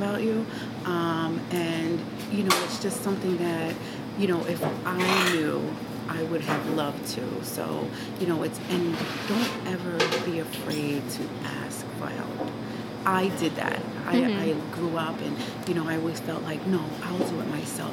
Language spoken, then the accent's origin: English; New York City, New York, United States; we grew up in the Stapleton community